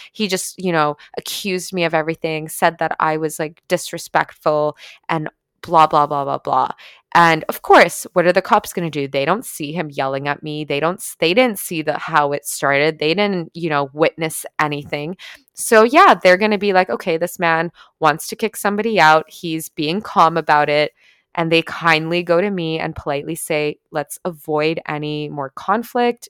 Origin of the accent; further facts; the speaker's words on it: Canada; I'm Canadian.